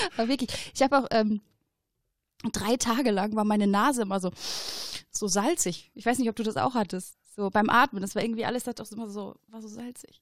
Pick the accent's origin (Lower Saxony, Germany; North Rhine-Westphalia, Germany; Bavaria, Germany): North Rhine-Westphalia, Germany; Oberhausen; ich bin in Oberhausen geboren ja. worden, ja, vor 30 Jahren.